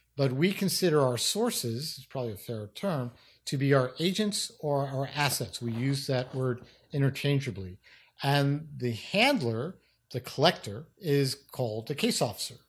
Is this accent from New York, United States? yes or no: yes; New York City, New York, United States; I grew up in New York City, in the Bronx, actually